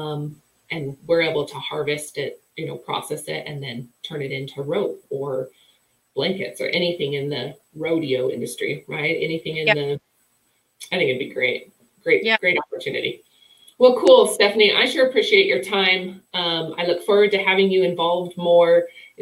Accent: Wyoming, United States; I'm from Wyoming

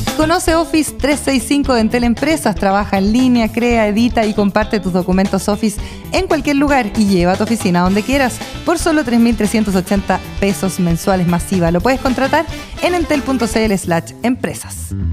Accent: Puyehue, Los Lagos, Chile; Agua Mineral Puyehue, que además es de mi tierra

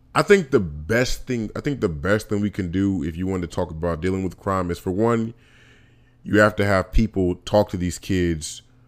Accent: Vallejo, California, United States; moved away; also born or lived in Alabama; I grew up in Vallejo, California, and Vallejo, California, I lived in South Vallejo, I lived in East Vallejo

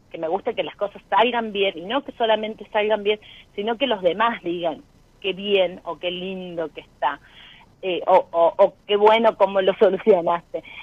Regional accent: Villa Mercedes, San Luis, Argentina; De Villa Mercedes, de San Luis.

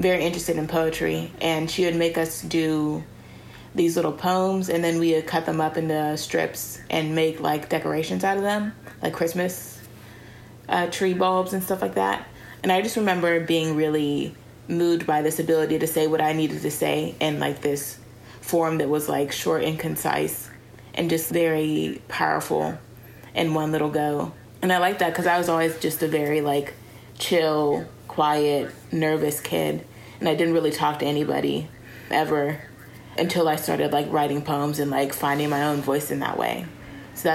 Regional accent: Pittsburgh, Pennsylvania, United States; growing up in Pittsburgh and Garfield

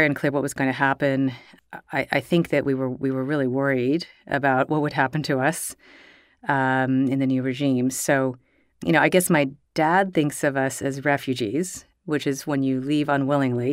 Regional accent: Chevy Chase, Maryland, United States; when I was growing up in Chevy Chase

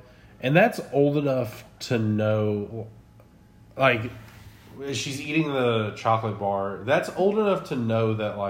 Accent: Texas, United States; Growing up in Texas

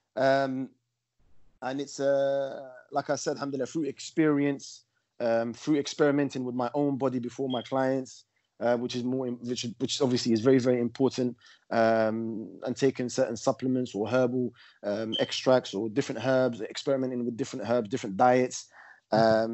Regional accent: London, United Kingdom; also born or lived in Morocco (ancestry); grew up uh, in uh, northwest London

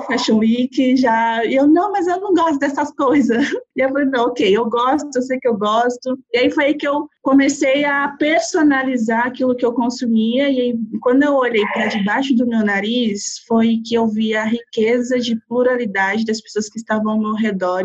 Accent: São Bernardo do Campo, São Paulo, Brazil; moved away as an adult; now in São Paulo, Brazil; Eu sou cria do ABC, sou de São Bernardo do Campo, nascida e criada

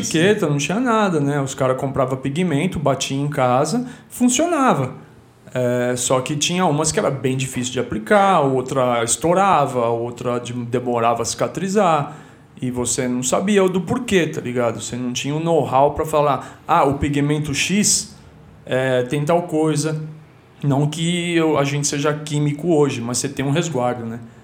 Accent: Guarulhos, São Paulo, Brazil; moved away as an adult; also born or lived in Stockholm, Sweden; eu digo de onde eu vim né tipo do, de Guarulhos

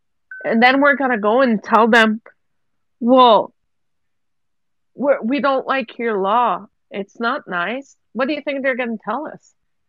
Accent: Quebec, Canada; moved away as an adult; now in Alberta, Canada; I'm from Quebec. Everybody knows I'm from Quebec. I've been living in Alberta for 15 years.

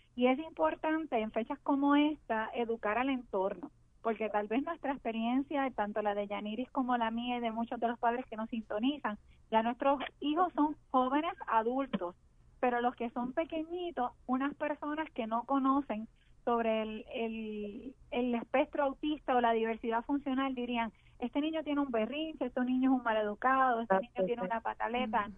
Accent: Puerto Rico; como puertorriqueños que somos

